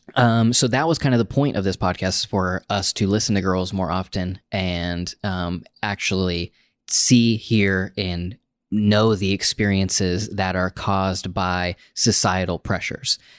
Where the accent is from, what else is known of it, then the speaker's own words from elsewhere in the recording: United States; as an American man, just because of the, my cultural upbringing